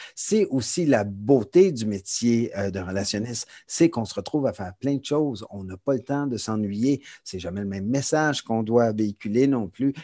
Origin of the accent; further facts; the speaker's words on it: Montreal, Quebec, Canada; moved away as an adult; now in Toronto, Canada; Je, je suis montréalais d'origine. J'ai déménagé à Toronto il y a déjà de ça plusieurs années, il y a 20 ans